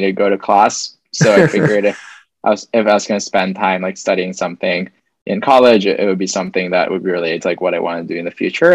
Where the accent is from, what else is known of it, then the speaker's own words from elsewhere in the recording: Philippines; moved away as an adult; I grew up in the Philippines first 18 years.